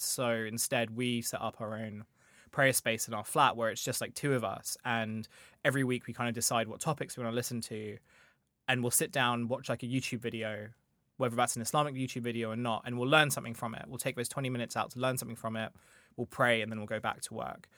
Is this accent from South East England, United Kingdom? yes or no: yes; Kent, South East England, United Kingdom; So, I grew up in Kent where I went to a grammar school